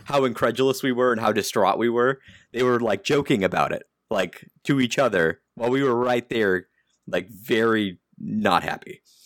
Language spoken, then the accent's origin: English; United States; I'm American